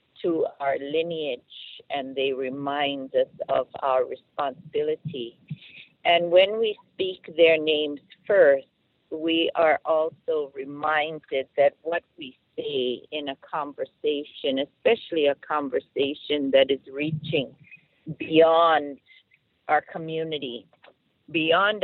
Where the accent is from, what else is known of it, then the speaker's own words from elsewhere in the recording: Pu'ukapu, Hawaii Island, United States; Pu'ukapu is the place of my birth, and I come from Mokuakeawe, island of Hawaii, which many will know as the Big Island